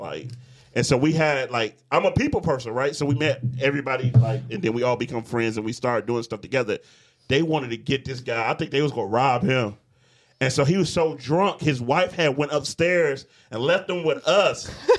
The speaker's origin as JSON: {"language": "English", "town": "Detroit", "region": "Michigan", "country": "United States", "moved": "yes", "lives_now": "Battle Creek, United States", "said": "I'm like, I'm from Detroit."}